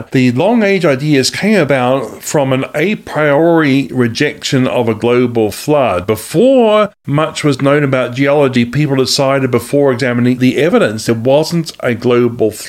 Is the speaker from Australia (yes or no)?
yes; Australia; also born or lived in New Zealand; now in United States; I actually am from Australia and New Zealand. I'm a, i was a dual national from those countries, but I'm also now an American citizen too, as of September 2019.